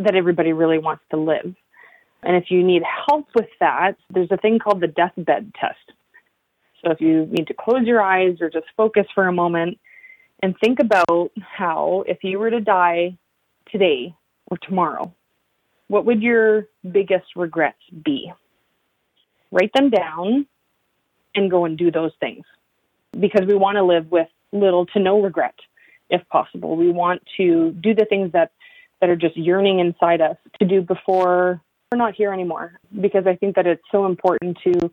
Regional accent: northern Alberta, Canada; now in Yukon, Canada; where I grew up in northern Alberta

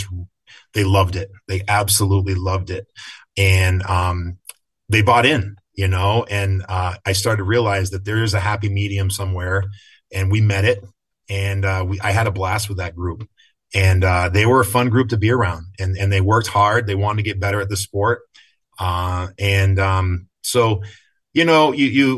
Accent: Craftsbury, Vermont, United States; I was in high school, even though I was from Craftsbury

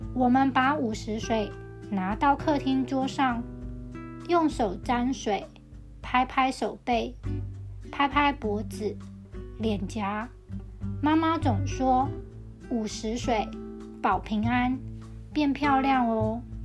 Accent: Tianzhong, Changhua County, Taiwan; 在我的老家田中也吃桃子和李子

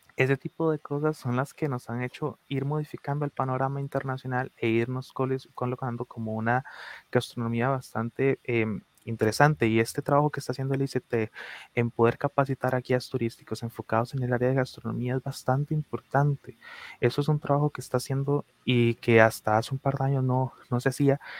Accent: Costa Rica; nuestra identidad cuál es, la costarricense

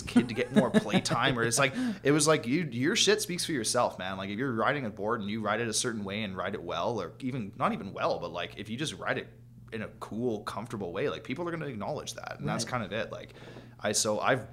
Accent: Prince George, British Columbia, Canada; We live in Prince George at the time. We're like, we live in fucking winter wonderland out here.

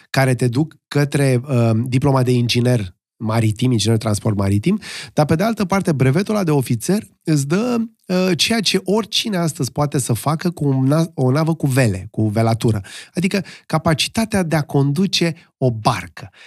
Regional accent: Romania; unii eram din România

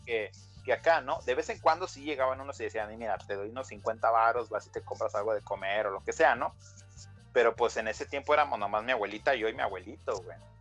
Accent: Jamay, Jalisco, Mexico; now in United States; soy nacido en Estados Unidos, pero criado en México

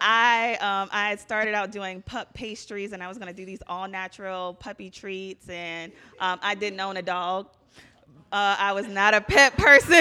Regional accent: Virginia, United States; moved away as an adult; now in Philadelphia, United States; I'm originally from Virginia

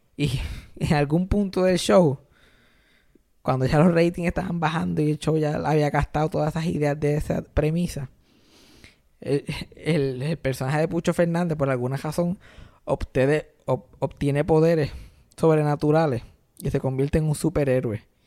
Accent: Puerto Rico; nos unen como puertorriqueños

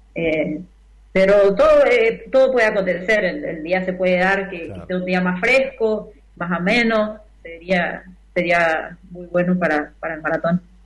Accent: Tres Isletas, Chaco, Argentina; moved away as an adult; now in Brazil; yo sigo siendo argentina

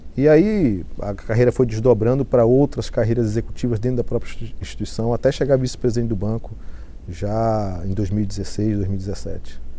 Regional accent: Macapá, Amapá, Brazil; moved away as an adult; also born or lived in Belém / Fortaleza; now in Rio de Janeiro, Brazil; Só nasci em Belém, mas sou de Macapá, do estado do Amapá

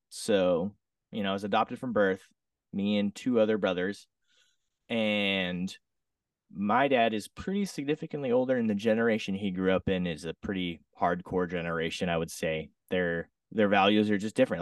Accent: Southern Oregon, United States; now in Redding, United States; I grew up in Southern Oregon, small little town. Lived there for most of my life.

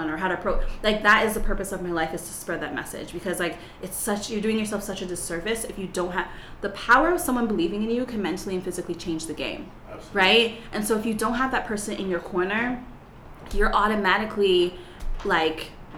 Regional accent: Toronto, Ontario, Canada; I am from Toronto, Canada, and I come from a middle class, two-parent home, preacher's kid, so I lived in a bubble most of my life

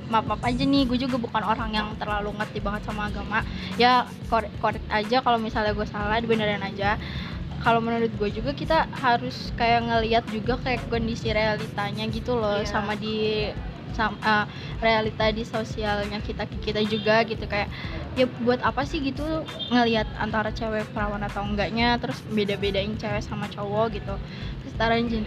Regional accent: West Java, Indonesia; accent: Sundanese; ya aksen Sunda gua keluar ya

